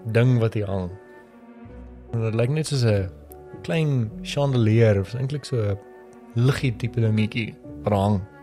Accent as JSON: {"language": "Afrikaans", "town": "Pretoria", "region": "Gauteng", "country": "South Africa", "tie": "born or raised there", "said": "Ek het groot geword in Valhalla."}